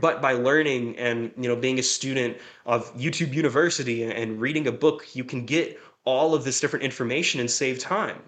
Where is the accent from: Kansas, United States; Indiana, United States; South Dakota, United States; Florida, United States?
Florida, United States; Jacksonville; moved away; also born or lived in Bakersfield, California; I'm originally from Jacksonville, Florida